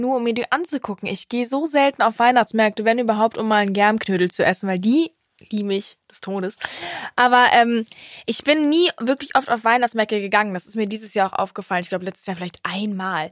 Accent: Cologne, North Rhine-Westphalia, Germany; bei uns in Köln

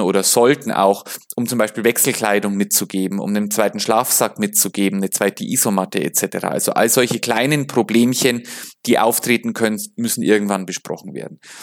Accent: Bavaria, Germany; also ich komme ja aus Bayern

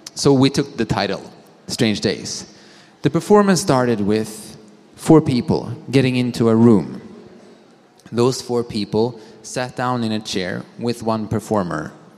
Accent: Sweden; I am from Sweden

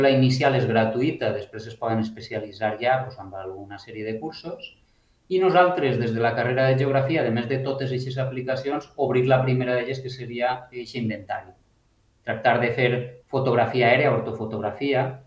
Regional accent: Alicante, Valencian Community, Spain; moved away; vinc d'Alacant

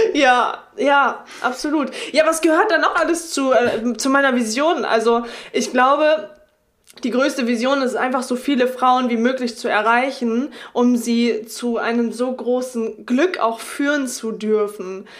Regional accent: Oldenburg, Lower Saxony, Germany; now in Delmenhorst, Germany; Ich komme äh, ursprünglich aus Oldenburg, lebe jetzt in Delmenhorst

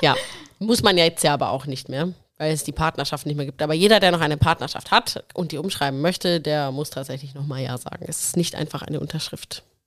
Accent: Nuremberg area, Bavaria, Germany; moved away; wohne jetzt wieder in Nürnberg, komme auch hier aus der Gegend

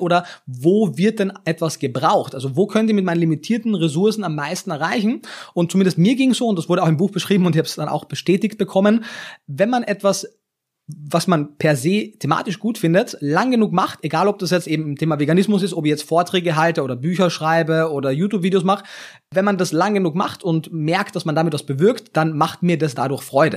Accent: Klagenfurt, Carinthia, Austria; moved away as an adult; now in Berlin, Germany; ich kannte halt mein sehr eingeschränktes äh, Umfeld in Kärnten. Also ich komme aus, aus Klagenfurt am Wörthersee

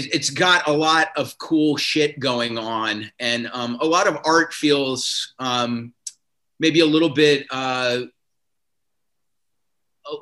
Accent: South Carolina, United States; moved away as an adult; also born or lived in Providence, Rhode Island; now in Los Angeles, United States; I grew up in South Carolina

